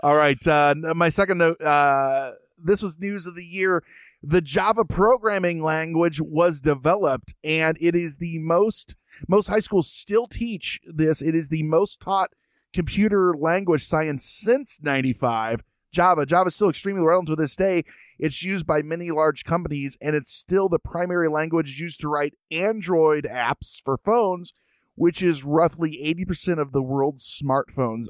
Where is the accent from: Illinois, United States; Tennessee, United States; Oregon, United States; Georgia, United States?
Illinois, United States; Springfield; I'm from Springfield, Illinois